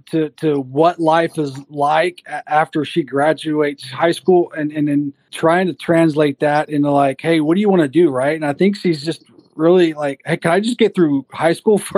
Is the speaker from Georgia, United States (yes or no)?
no; Oklahoma, United States; I'm from Oklahoma. I spent the last uh, three years in high school there.